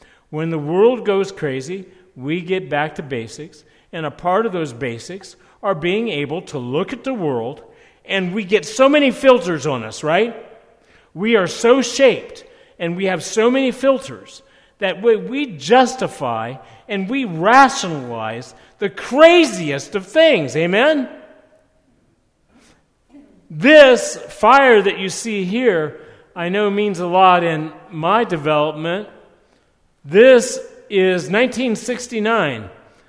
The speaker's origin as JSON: {"language": "English", "region": "Ohio", "country": "United States", "tie": "born or raised there", "said": "When I grew up in Lake Erie, we used to spend our summers there."}